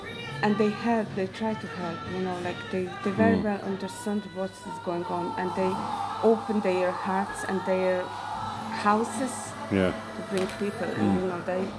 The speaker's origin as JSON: {"language": "English", "country": "Ukraine", "moved": "as an adult", "lives_now": "Roscommon, Ireland", "said": "I'm originally from Ukraine."}